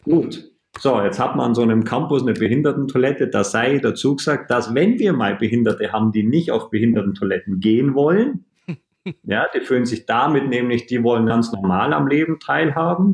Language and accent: German; Bavaria, Germany; moved away as an adult; also born or lived in Cologne; Ich als Bayer